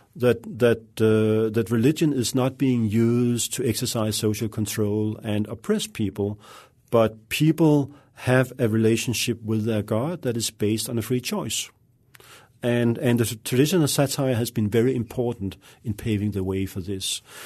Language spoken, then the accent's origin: English; Denmark; moved away as an adult; also born or lived in Russia; I grew up in Denmark, a, a quiet, uh, peaceful, uh, relatively liberal, uh, country